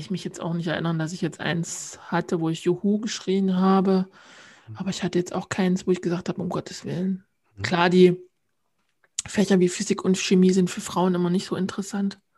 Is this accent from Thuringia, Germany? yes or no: yes; Thuringia, Germany; Also ja, im Thüringer Wald bin ich aufgewachsen, wohlbehütet im Kreise meiner Eltern und auch meiner Großeltern.